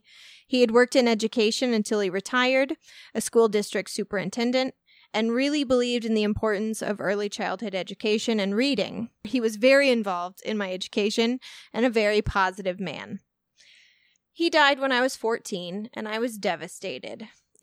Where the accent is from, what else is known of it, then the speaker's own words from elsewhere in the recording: Canada; We named her Raven. Not a super common name here. I'm Canadian.